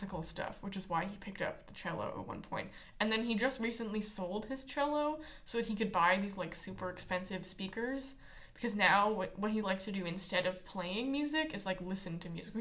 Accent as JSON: {"language": "English", "town": "Winnipeg", "region": "Manitoba", "country": "Canada", "tie": "born or raised there", "said": "I grew up in Winnipeg"}